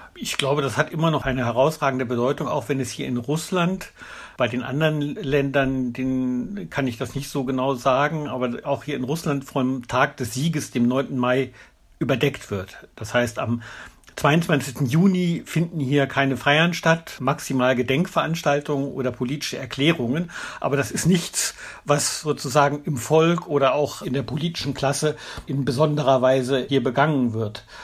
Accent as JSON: {"language": "German", "country": "Germany", "said": "als Deutsche"}